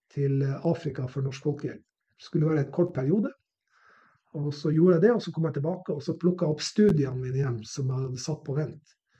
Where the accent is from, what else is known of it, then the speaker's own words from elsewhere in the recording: Narvik, Nordland, Norway; jeg vokste opp i Narvik, som var plass under krigen